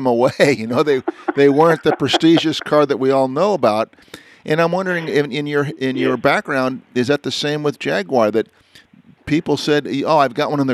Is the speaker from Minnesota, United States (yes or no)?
no; Northern California, United States; also born or lived in New Jersey; growing up in Northern California